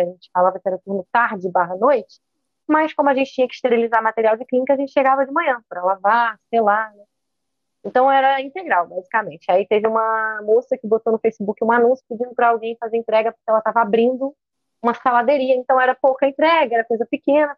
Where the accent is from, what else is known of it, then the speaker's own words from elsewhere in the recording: Niterói, Rio de Janeiro, Brazil; eu sou de Niterói, no Rio de Janeiro, e estudei praticamente aqui a vida inteira